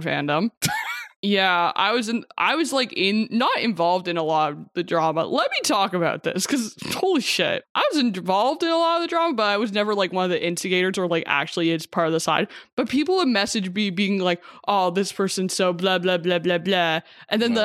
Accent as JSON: {"language": "English", "town": "Regina", "region": "Saskatchewan", "country": "Canada", "tie": "born or raised there", "said": "Regina, Saskatchewan, which is my hometown"}